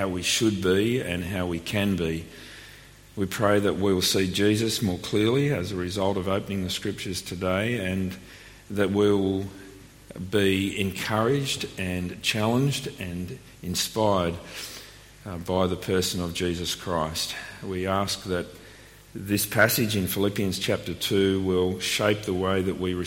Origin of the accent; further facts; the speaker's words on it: Melbourne, Victoria, Australia; also born or lived in Sydney; now in Canberra, Australia; I was born in Melbourne